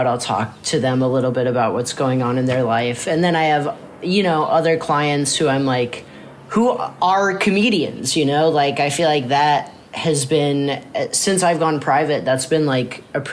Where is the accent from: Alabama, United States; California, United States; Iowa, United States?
Iowa, United States; Mount Vernon; also born or lived in Cedar Rapids, Iowa; I was born in Cedar Rapids, Iowa. And I was raised mostly there. And then when I was like in kindergarten or something, I moved out to a smaller town called Mount Vernon